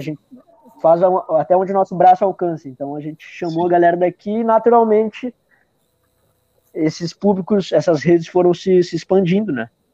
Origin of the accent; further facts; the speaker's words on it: Araraquara, São Paulo, Brazil; moved away; also born or lived in Pelotas, Rio Grande do Sul; Eu sou do interior de São Paulo, Araraquara